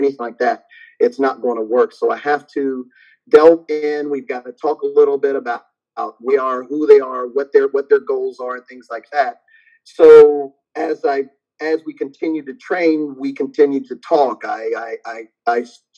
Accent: Ohio, United States; moved away as an adult; also born or lived in Virginia; I'm originally from Ohio, but I moved from Ohio to Virginia Marine Corps, moved back to Ohio

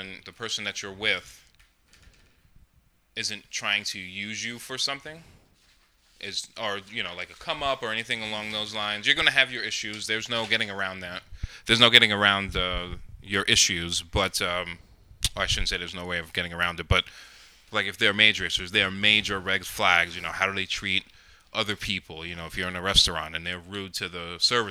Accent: Rockland, New York, United States; I grew up in Rockland, I was like, I wanted to leave

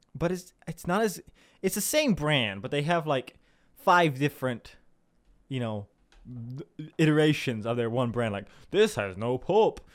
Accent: Southern Illinois, United States; I'm from Southern Illinois, which isn't, like, super, super South, Southern

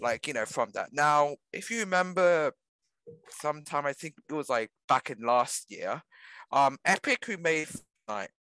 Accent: Australia; we're Australian.

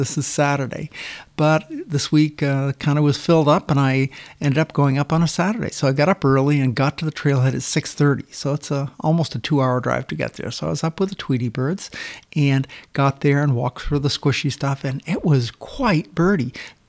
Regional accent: Pierce County, Washington, United States; I'm from Pierce County, Washington

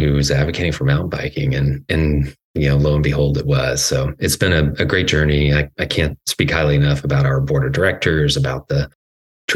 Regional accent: Atlanta, Georgia, United States; moved away as an adult; also born or lived in Southwest Colorado; now in California, United States; I'm originally from Georgia. I grew up in the Atlanta area and went to school there.

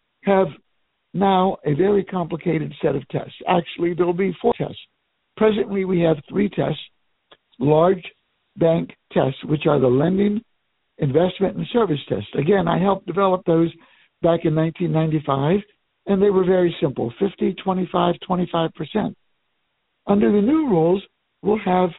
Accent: Miami, Florida, United States; my hometown of Miami

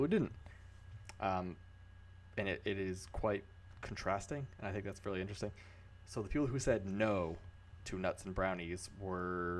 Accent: New England, United States; I'm from New England.

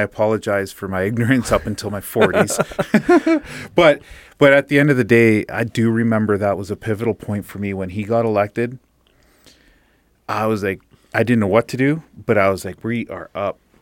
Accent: Fort St. John, British Columbia, Canada; we're from Fort Saint John

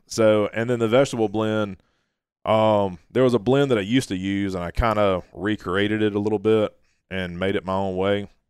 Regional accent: Orange Beach, Alabama, United States; also born or lived in Orlando; I grew up in Orange Beach, you know, I've literally been fishing, you know, all my life.

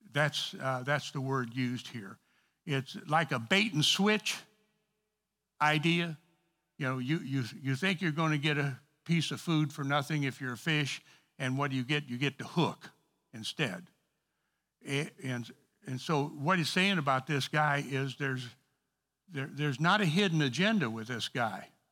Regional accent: East St. Louis, Illinois, United States; I'm from East Saint Louis

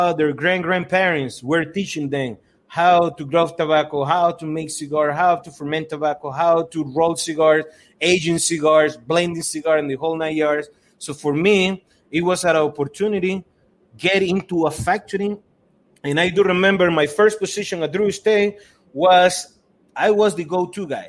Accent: Estelí, Nicaragua; 2006, I went back to my hometown in Esteli

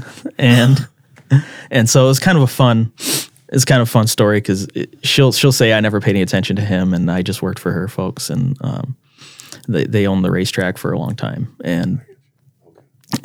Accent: Brandon, South Dakota, United States; also born or lived in Alabama; I grew up here in Brandon, and my dad was in the military, and so we moved around a lot growing up, and we eventually settled in the Sioux Falls area

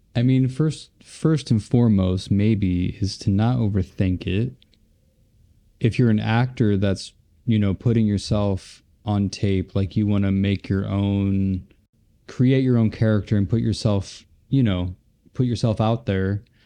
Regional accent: Cleveland, Ohio, United States; I grew up in Ohio, Cleveland, Ohio

